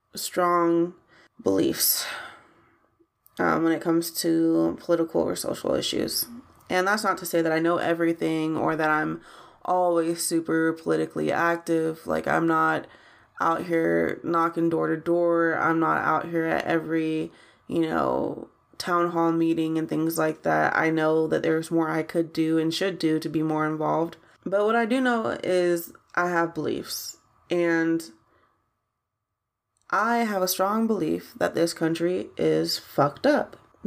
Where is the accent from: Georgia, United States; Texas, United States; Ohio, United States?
Ohio, United States; Columbus; I'm American. I am from Ohio, specifically the 614. That's Columbus, Ohio, for those of y'all who don't know.